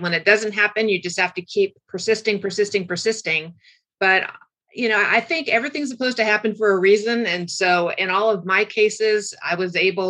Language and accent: English; California, United States; Orange County, California.